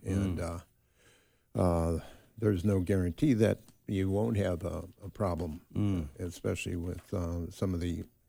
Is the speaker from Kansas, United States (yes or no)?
no; Chicago, Illinois, United States; now in San Diego, United States; born and raised in Chicago, Illinois, of course, and from a big family.